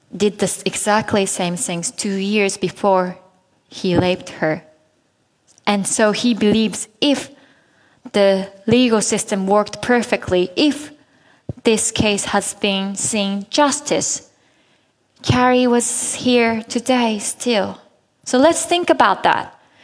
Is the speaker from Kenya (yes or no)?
no; Japan; in Japan, my home country